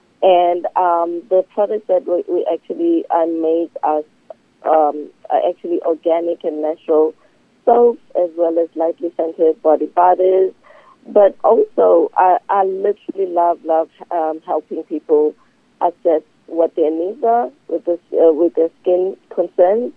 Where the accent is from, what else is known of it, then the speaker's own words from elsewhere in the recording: South Africa; moved away; I'm originally from South Africa